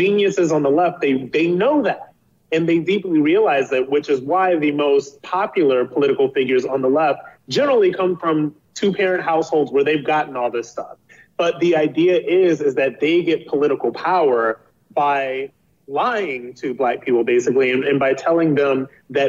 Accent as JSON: {"language": "English", "town": "Akron", "region": "Ohio", "country": "United States", "tie": "born or raised there", "said": "I'm from Akron, Ohio. I'm from a single parent household. I went to a high school in Akron, Ohio"}